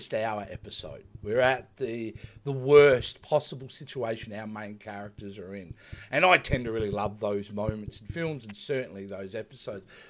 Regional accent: Australia; I'm Australian

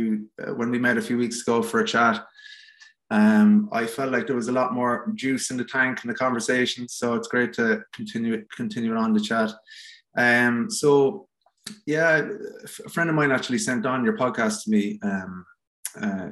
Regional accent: Cork, Munster, Ireland; I grew up in Bishopstown in Cork

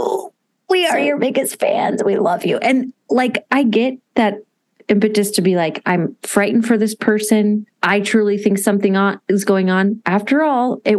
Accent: Texas, United States; accent: drawl; I'm from Texas, baby. We drawl out our words, honey

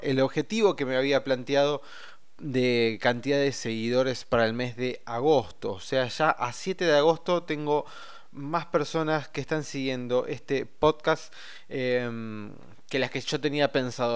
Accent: Argentina; somos este, argentinos y tenemos la obligación y el derecho de votar

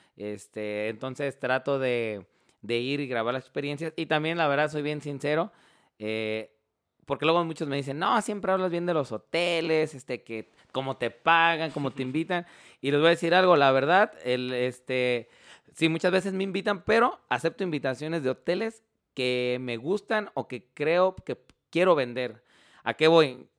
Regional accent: Mexico; nosotros como mexicanos

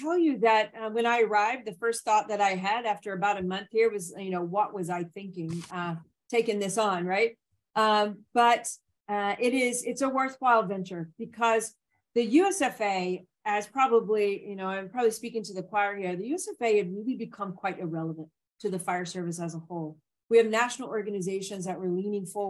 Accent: Nashville, Tennessee, United States; also born or lived in Memphis, Tennessee; I grew up in Tennessee, first of all, in Nashville

